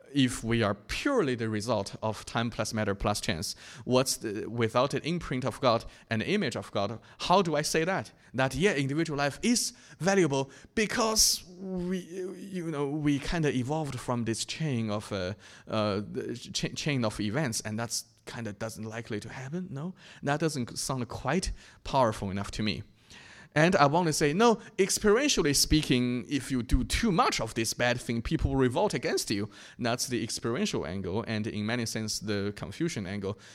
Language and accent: English; China; my hometown in China